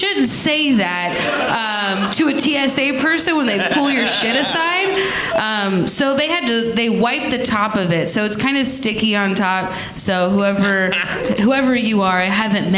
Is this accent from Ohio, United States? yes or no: yes; Cincinnati, Ohio, United States; I am from Cincinnati